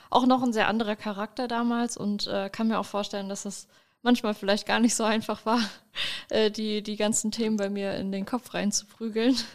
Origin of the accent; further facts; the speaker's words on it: Braunschweig, Lower Saxony, Germany; Ich habe ja auch in der Gegend gelernt, also ich komme auch aus Braunschweig und habe meine Ausbildung auch dort in der Gegend gemacht